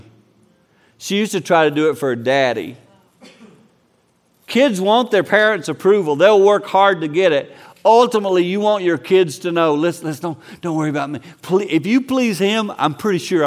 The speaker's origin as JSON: {"language": "English", "region": "the South", "country": "United States", "said": "since I'm from the South, I can talk like him."}